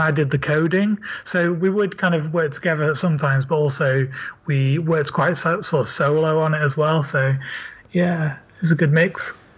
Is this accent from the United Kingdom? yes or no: yes; Leeds, Yorkshire and the Humber, United Kingdom; now in London, United Kingdom; I'm from Leeds and I live in London